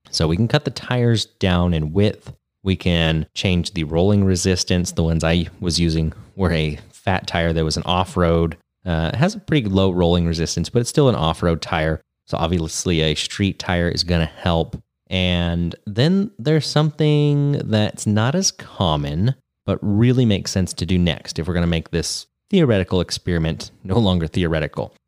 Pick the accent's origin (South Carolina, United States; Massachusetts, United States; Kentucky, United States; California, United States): California, United States; Grass Valley; rough and ready Grass Valley area. which is, uh, around my hometown right here.